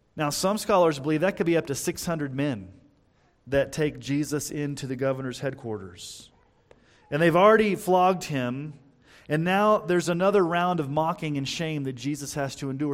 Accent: Texas, United States; when I was growing up in Texas

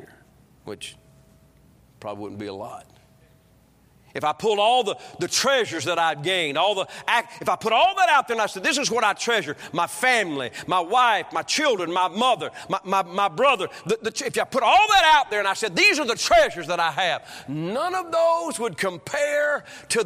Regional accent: the South, United States; I was born in the South.

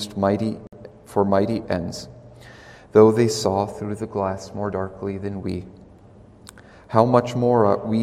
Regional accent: Cincinnati, Ohio, United States; When I was a child, I grew up in Cincinnati, Ohio

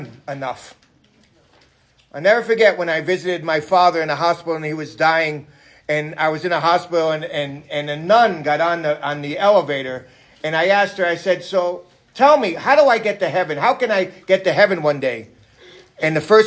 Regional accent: New York City, New York, United States; moved away; I'm from New York City.

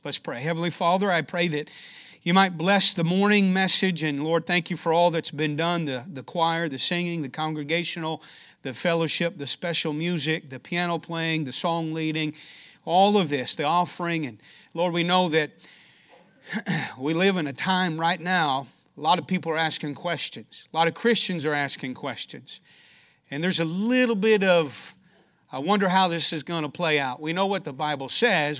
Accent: United States; I'm an American

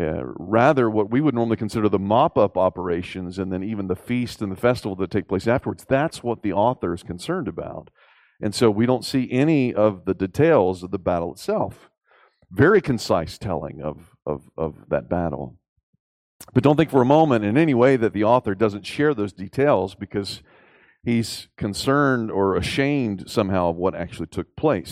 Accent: the South, United States; And so as a Southerner growing up in Southern schools, you learned how great the Southern generals were

